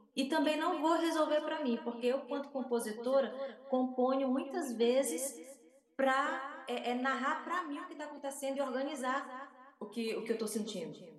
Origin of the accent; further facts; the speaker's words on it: Northeast Region, Brazil; eu sou, do Nordeste do Brasil, é, brasileira, da América do Sul